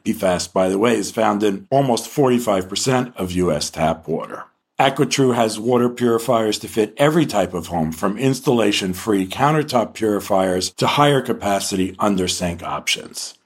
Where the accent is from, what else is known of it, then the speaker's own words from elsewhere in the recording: New York, United States; I grew up in New York also